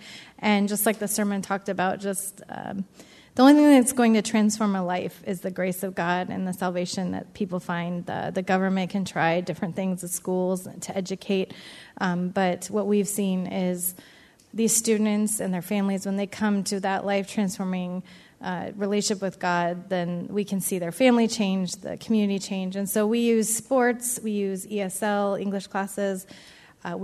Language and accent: English; Edgewood, United States; now in -; For those of you who might not know me, I grew up in Edgewood.